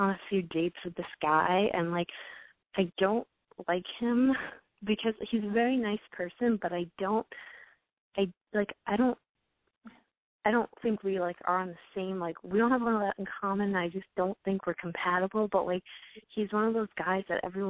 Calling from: New York, United States; I'm 18, and I'm calling from New York.

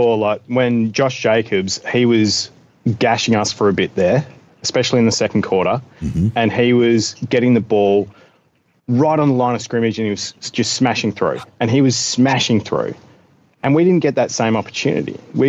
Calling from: Australia; I'm calling from Australia.

